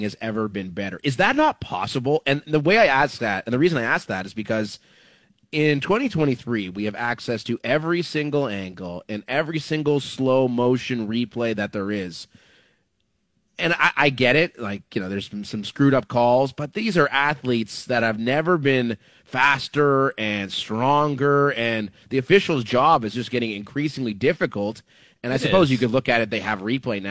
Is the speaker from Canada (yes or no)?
yes; Thornhill, Ontario, Canada; where I grew up in Thornhill, it was Golden Star